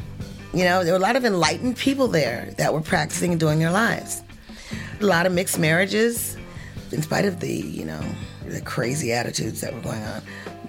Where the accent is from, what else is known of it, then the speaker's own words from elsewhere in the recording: Chicago, Illinois, United States; moved away; I grew up in Hyde Park in Chicago, and Hyde Park is called Hyde Park because it's near the University of Chicago. It's like an island in the middle of madness